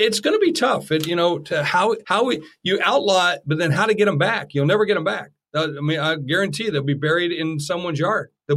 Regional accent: Rapid City, South Dakota, United States; moved away; She's from my hometown. I went to high school in Rapid City

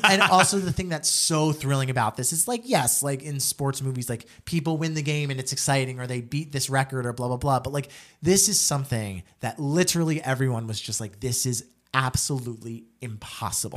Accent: New Jersey, United States; I'm an Italian from Jersey

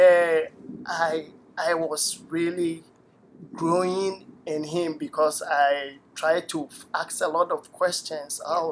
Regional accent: Takoradi, Western Region, Ghana; moved away as an adult; also born or lived in Tema, Ghana; now in United States; I grew up in a place in Ghana called Takoradi.

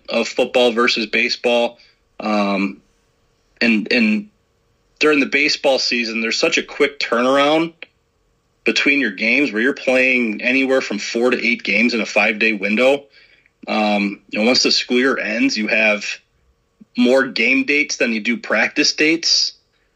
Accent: Chicago suburbs, Illinois, United States; now in Iowa, United States; growing up in the Chicago suburbs

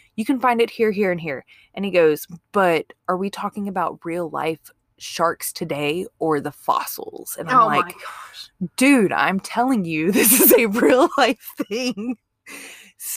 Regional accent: Mississippi, United States; I'm from Mississippi

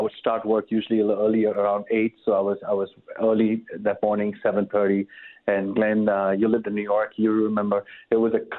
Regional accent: India; now in United States; And then growing up in India, where, you know, as Christians, you're a minority, I just knew that America is that place that's been founded on Judeo-Christian principles.

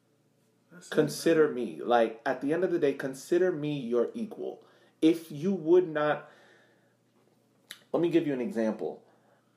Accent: Massachusetts, United States; growing up in Massachusetts, my next door neighbor was a detective

